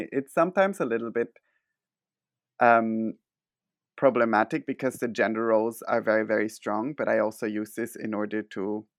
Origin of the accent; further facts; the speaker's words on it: Switzerland; now in Beppu, Japan; I am from Switzerland, and I identify as gay and queer.